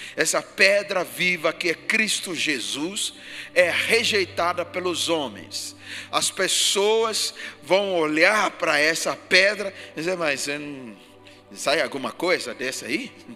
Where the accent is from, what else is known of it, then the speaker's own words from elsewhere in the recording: Ghana; now in Brazil; Do país onde eu nasci, Gana